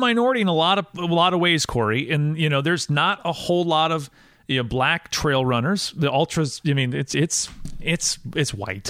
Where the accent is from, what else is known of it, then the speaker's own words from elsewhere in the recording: Wisconsin, United States; growing up in Wisconsin, there are a lot of rural, very country areas of Wisconsin. And I say this as someone who was born and raised there.